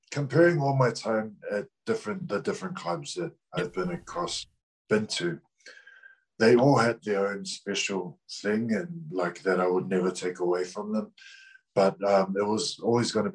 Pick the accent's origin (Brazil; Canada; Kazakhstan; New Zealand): New Zealand; Auckland; moved away as an adult; also born or lived in Sydney, Australia / Brisbane, Australia; now in United Kingdom; I was born in Sydney, but grew up in Auckland